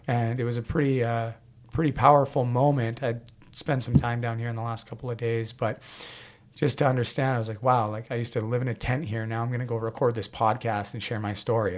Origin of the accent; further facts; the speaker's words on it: Port Coquitlam, British Columbia, Canada; my hometown of Port Coquitlam